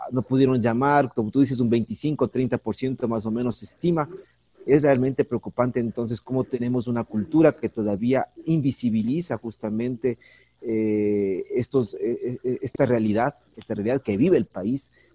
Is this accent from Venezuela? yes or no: no; Ecuador